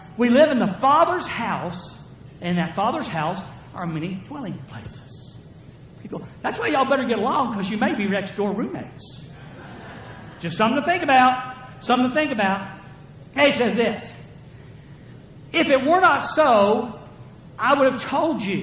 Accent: the South, United States; I'm from the South

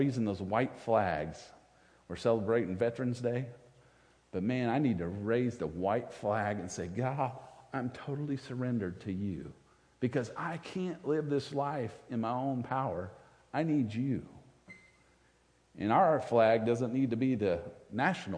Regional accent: United States; I'm American

